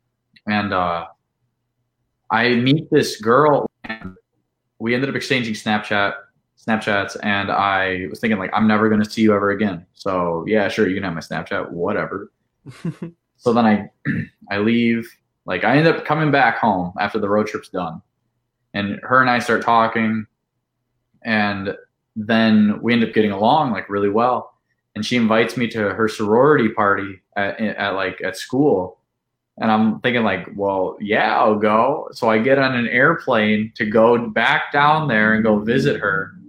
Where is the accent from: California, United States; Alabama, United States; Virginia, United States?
Alabama, United States; Mobile; moved away; also born or lived in Wisconsin; I'm originally from Alabama.